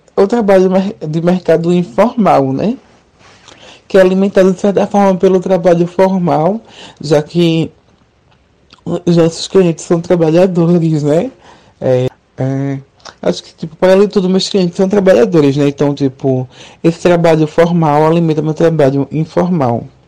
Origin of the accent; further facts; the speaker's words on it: Recife, Pernambuco, Brazil; Eu sou de Recife